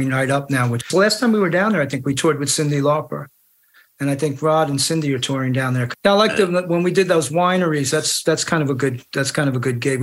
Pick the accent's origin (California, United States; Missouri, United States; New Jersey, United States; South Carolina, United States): New Jersey, United States; Jersey, I'm from Jersey